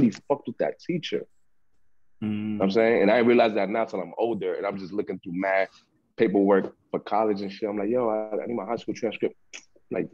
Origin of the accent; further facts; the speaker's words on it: New York City, New York, United States; also born or lived in Harlem, New York / Queens, New York / Florida; I'm from the Bronx, New York. I was born in Harlem, in the Queens for like 2-3 years, and then been living in the Bronx ever since